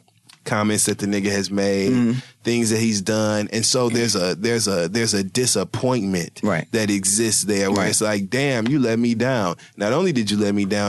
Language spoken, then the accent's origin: English; Michigan, United States; moved away; I grew up in Michigan